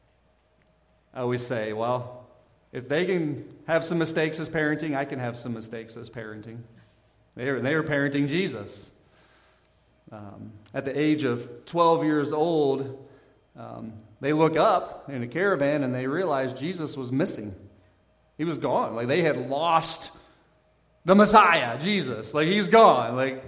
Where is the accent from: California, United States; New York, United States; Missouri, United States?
Missouri, United States; Southern; I grew up in Southern Missouri.